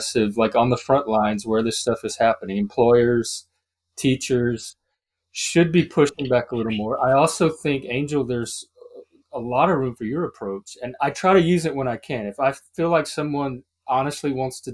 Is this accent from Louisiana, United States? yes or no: yes; Louisiana, United States; I'm from the South. I'm from Louisiana